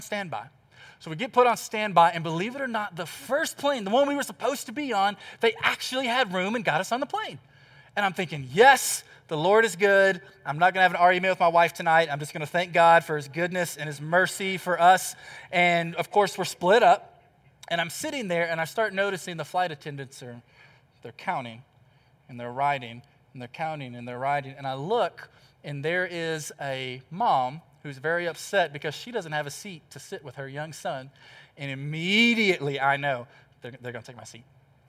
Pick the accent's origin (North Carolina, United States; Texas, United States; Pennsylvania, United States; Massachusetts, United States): Texas, United States; moved away; I'm from Texas. I'm this old country boy